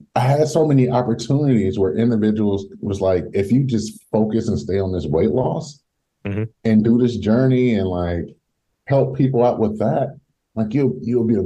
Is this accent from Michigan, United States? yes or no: yes; Detroit, Michigan, United States; I'm originally from Detroit